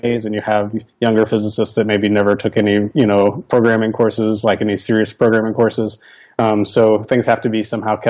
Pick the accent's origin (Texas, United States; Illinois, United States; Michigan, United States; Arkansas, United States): Arkansas, United States; I grew up in Arkansas